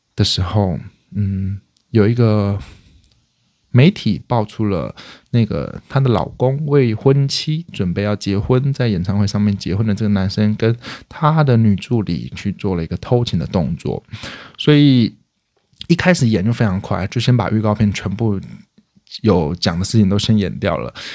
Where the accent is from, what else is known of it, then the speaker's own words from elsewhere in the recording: Hualien County, Taiwan; 我是花莲人